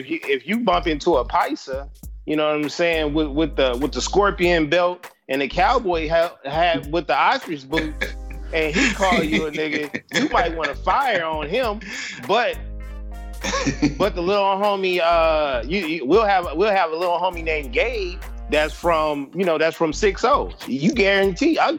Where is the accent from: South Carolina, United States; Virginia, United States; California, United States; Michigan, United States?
California, United States; Los Angeles; being from Southern California, LA.